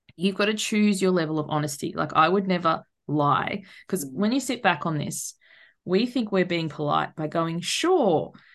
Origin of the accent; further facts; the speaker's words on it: Tasmania, Australia; moved away as an adult; So we're actually originally from Tasmania, which is the tiny island